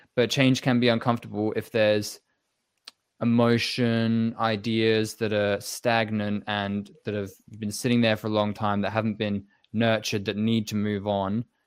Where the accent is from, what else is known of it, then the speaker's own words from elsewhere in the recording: England, United Kingdom; I was born in England